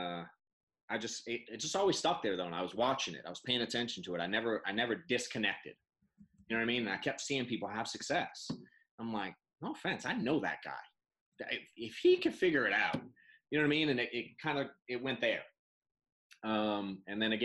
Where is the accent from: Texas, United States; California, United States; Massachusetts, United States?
Massachusetts, United States; Boston; I'm an accountant from Boston